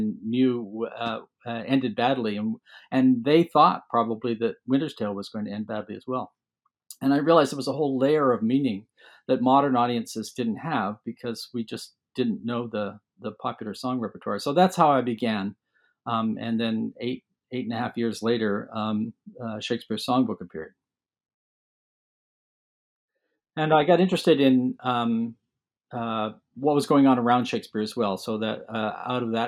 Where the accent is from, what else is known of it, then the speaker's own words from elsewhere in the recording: London, Ontario, Canada; I was born in London, Ontario, and mostly grew up there, lived in other parts of Canada a bit as well